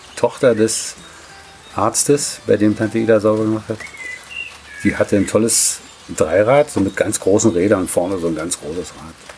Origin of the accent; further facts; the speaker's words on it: Berlin, Germany; ich bis zum zehnten Lebensjahr einen großen Teil meiner Kindheit in Westberlin verbracht habe